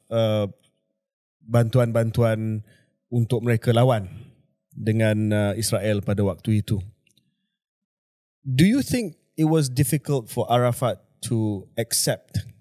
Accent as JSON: {"language": "Malay", "region": "Tokyo", "country": "Japan", "tie": "born or raised there", "said": "my late father was posted in Tokyo at that point in time. Saya membesar di Tokyo"}